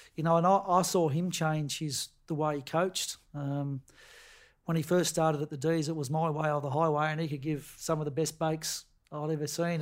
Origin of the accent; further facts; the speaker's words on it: Queenstown, Tasmania, Australia; moved away as an adult; born and bred in Queenstown on the west coast of Tasmania